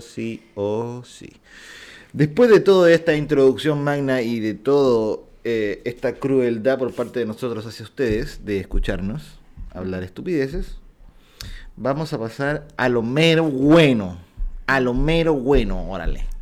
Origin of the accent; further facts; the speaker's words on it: Viña del Mar, Valparaíso, Chile; Yo nací en Viña del Mar